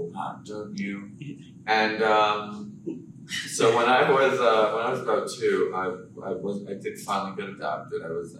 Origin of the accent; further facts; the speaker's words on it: Bulgaria; I was born in Bulgaria.